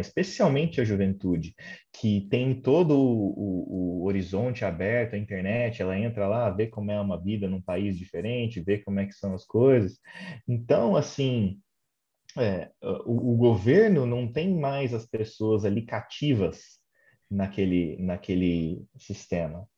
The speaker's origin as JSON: {"language": "Portuguese", "country": "Brazil", "moved": "yes", "lives_now": "London, United Kingdom", "said": "eu saí do Brasil, vim aqui para a Inglaterra, trabalho aqui"}